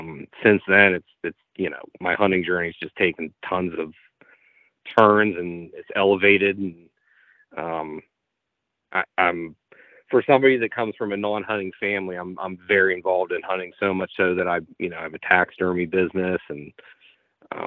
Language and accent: English; Eastern Ohio, United States; I was born and raised in Ohio, Eastern Ohio